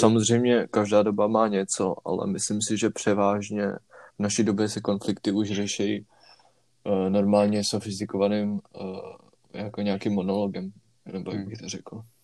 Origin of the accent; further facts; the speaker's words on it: Prague, Czechia; jelikož jsme všichni z Prahy